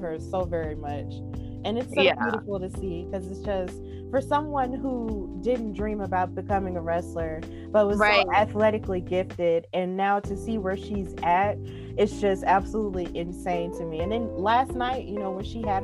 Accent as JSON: {"language": "English", "town": "Birmingham", "region": "Alabama", "country": "United States", "said": "I'm from Birmingham."}